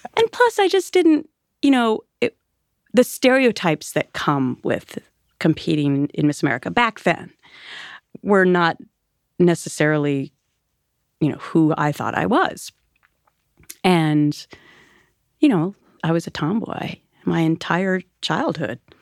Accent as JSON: {"language": "English", "region": "Minnesota", "country": "United States", "tie": "born or raised there", "moved": "yes", "said": "I grew up on the Mississippi River in Minnesota"}